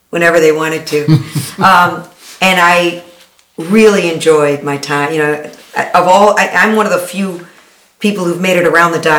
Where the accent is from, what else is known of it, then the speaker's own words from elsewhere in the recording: Detroit, Michigan, United States; I'm from, from Detroit, born and raised in Detroit. My parents were here. My grandparents were here.